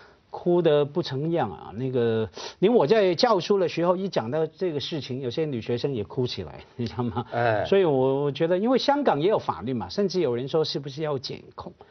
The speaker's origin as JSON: {"language": "Chinese", "region": "Guangdong", "country": "China", "said": "我们作为广东人就爱吃蒸鱼"}